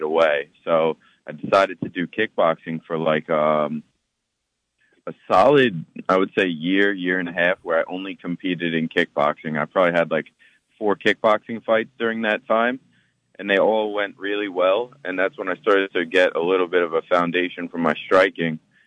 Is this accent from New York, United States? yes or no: yes; Islip, New York, United States; also born or lived in Rockville Centre, New York; I grew up in Islip in Suffolk County, New York.